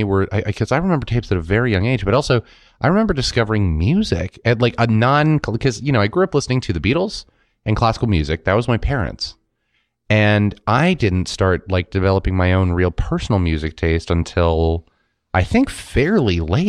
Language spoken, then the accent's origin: English; Brooklyn, New York, United States; Hey, Elon, I probably said this before, but I'm from Brooklyn.